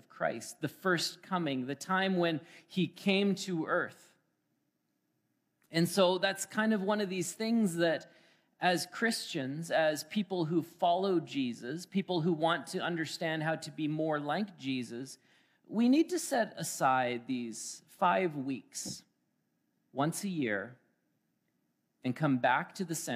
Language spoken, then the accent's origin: English; Alberta, Canada; moved away as an adult; now in Manitoba, Canada; That's how you know I'm from Alberta. I said, boy, howdy.